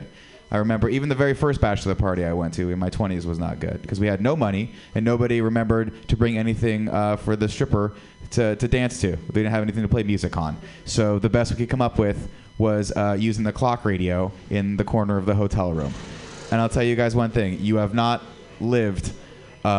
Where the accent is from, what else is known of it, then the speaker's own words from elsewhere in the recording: San Francisco, California, United States; I'm from San Francisco